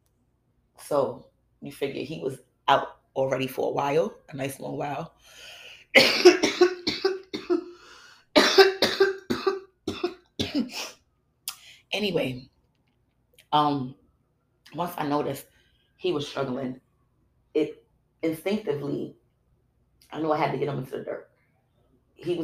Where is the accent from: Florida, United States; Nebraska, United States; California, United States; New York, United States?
New York, United States; New York City; I'm from Brooklyn.